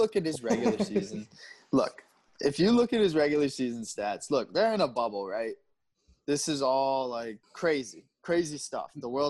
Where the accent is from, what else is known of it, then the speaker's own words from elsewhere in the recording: St. Louis, Missouri, United States; I was born in St. Louis, Missouri.